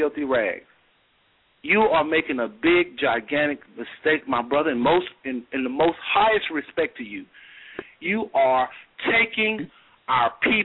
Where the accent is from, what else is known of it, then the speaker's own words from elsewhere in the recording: United States; you've been born and raised in America, and me as well